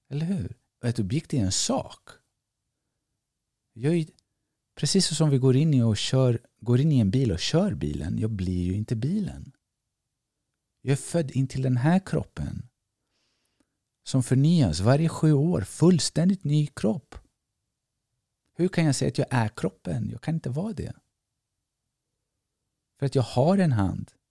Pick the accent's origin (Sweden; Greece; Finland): Greece; jag är grek, jag är si, jag är basketspelare, jag är det, jag är det där och så vidare.